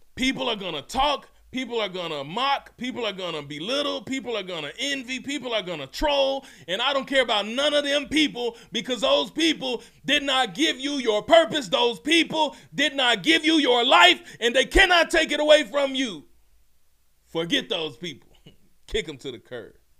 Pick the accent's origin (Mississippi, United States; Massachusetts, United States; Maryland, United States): Mississippi, United States; also born or lived in Memphis, Tennessee; I'm from Mississippi. I'm actually born in Memphis. Ugh, hardly home, but always repping. Raised in Mississippi